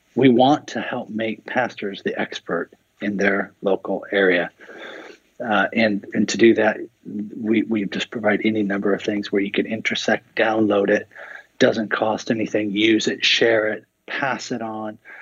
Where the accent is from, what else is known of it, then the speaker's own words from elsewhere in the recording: Seattle, Washington, United States; I grew up in Seattle